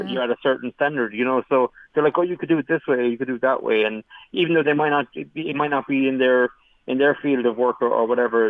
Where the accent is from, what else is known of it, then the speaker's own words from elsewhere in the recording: Ireland; I'm the only Irish escape artist